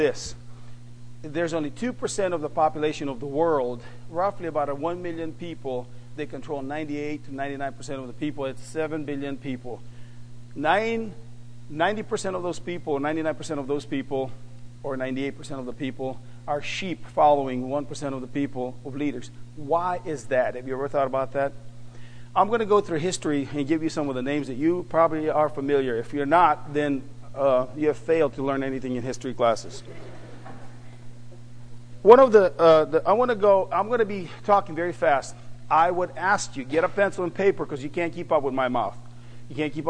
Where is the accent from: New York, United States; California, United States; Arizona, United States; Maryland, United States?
Arizona, United States; Phoenix; I'm from North Phoenix